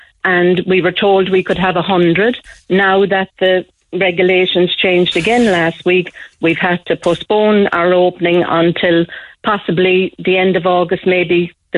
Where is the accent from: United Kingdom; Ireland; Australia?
Ireland; Newbridge, County Kildare; moved away; I'm originally from Newbridge, County Kildare, but we all emigrated in the 60s.